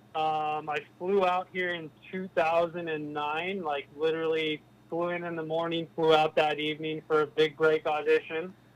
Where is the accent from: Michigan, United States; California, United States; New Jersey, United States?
California, United States; moved away as an adult; now in Arizona, United States; growing up in California